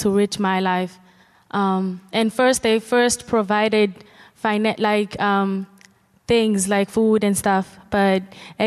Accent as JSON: {"language": "English", "area": "informal settlement called Jamaica", "region": "KwaZulu-Natal", "country": "South Africa", "tie": "born or raised there", "said": "I am born and raised in an informal settlement called Jamaica"}